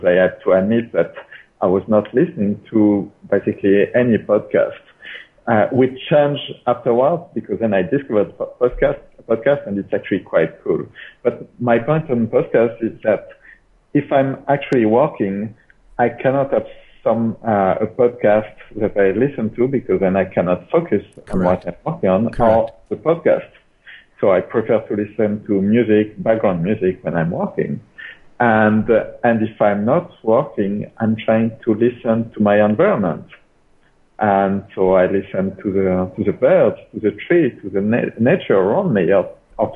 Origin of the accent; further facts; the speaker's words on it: France; English is a second language; moved away as an adult; also born or lived in London, United Kingdom / Singapore; now in Southeast Asia; I was born in France, which explains the ranting attitude. For like 20, 22 years, I grew up in the French Alps.